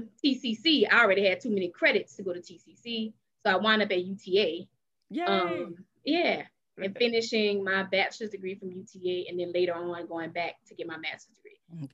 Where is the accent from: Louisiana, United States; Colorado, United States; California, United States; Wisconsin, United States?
Louisiana, United States; New Orleans; moved away; I'm from New Orleans, Louisiana, the 12th Ward.